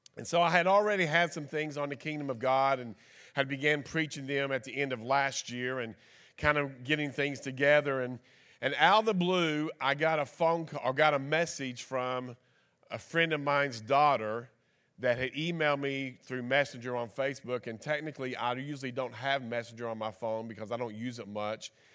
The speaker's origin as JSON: {"language": "English", "region": "Kentucky", "country": "United States", "said": "I'm from Kentucky"}